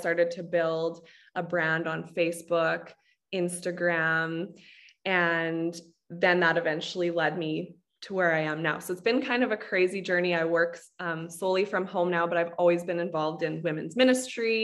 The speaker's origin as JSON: {"language": "English", "country": "Canada", "said": "I'm Canadian"}